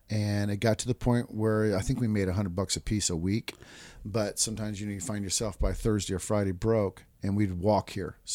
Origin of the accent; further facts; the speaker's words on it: Japan; And I was raised in Japan, so I knew about a lot about.